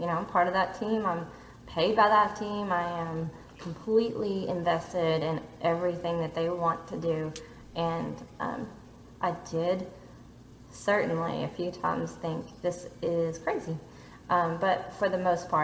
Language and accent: English; United States; also born or lived in Louisville; being an American living there